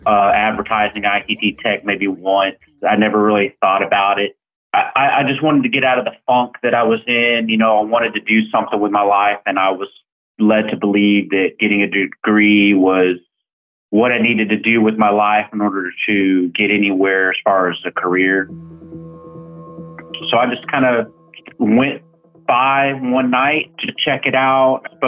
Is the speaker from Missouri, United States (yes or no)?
yes; St. Louis, Missouri, United States; now in Texas, United States; So I'm from St. Louis, Missouri. I was the first college grad in the family.